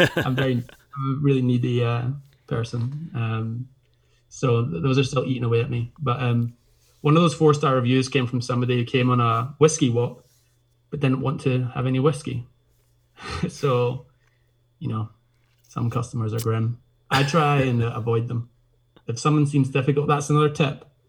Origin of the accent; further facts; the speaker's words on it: Glasgow, Scotland, United Kingdom; also born or lived in Isle of Skye; now in Portree, United Kingdom; I grew up in Glasgow actually, but spending my summers in Skye with my grandparents in Portree